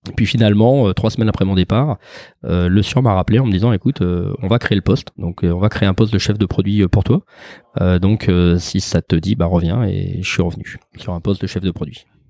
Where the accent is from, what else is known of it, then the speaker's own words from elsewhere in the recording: Lyon, Auvergne-Rhône-Alpes, France; moved away as an adult; also born or lived in Paris / Perpignan; now in Aix-en-Provence, France; je suis un vrai gonne puisque j'ai grandi à Lyon, que je suis né dans le quartier dans le quartier des, des Brotteaux